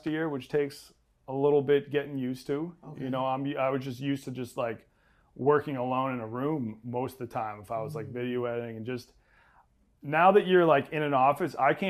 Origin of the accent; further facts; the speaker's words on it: Massachusetts, United States; I was raised in Massachusetts